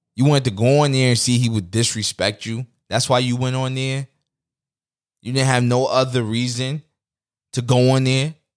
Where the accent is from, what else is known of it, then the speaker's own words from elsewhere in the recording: New York City, New York, United States; I'm from New York City